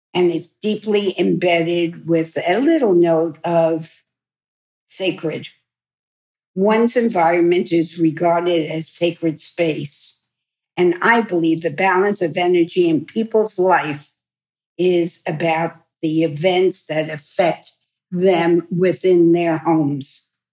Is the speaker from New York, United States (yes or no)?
yes; New York, United States; I'm a New Yorker